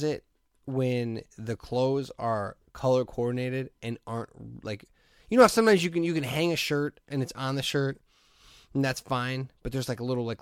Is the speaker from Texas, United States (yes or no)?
no; Hammond, Indiana, United States; growing up in Hessville